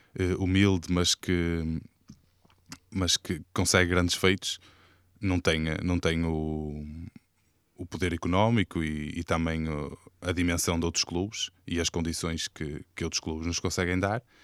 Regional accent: Fânzeres, Porto District, Portugal; clube da minha terra, que é o, o Grupo Desportivo e Coral de Fanses

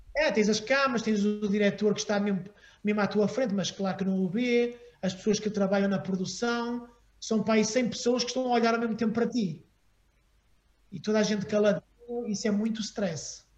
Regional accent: Porto, Norte, Portugal; moved away as an adult; also born or lived in Aveiro / Paris / Los Angeles; eu também tinha família no Porto. E então, depois da minha mãe morrer, eu fiquei sozinho com o meu pai uh, em Aveiro e a minha família veio buscar para o Porto

